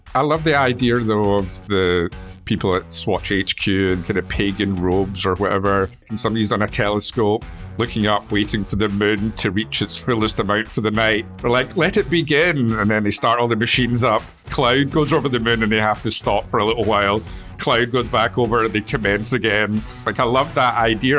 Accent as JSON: {"language": "English", "region": "Scotland", "country": "United Kingdom", "said": "we're Scottish"}